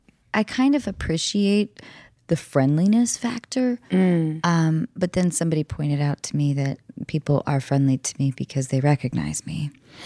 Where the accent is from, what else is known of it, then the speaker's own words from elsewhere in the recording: north of Seattle, Washington, United States; moved away; I grew up in Seattle or north of Seattle, I should say. Seattle always sounds way too. Like hip for where I actually grew up.